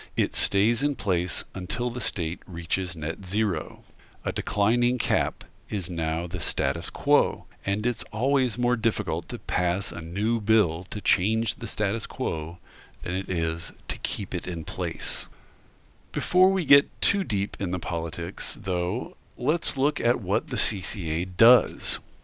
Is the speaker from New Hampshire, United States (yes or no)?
no; Washington, United States; My home state of Washington